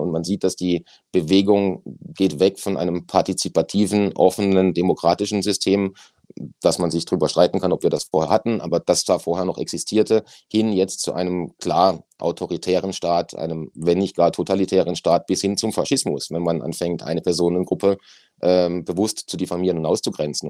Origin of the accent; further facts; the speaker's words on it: Germany; bei uns in Deutschland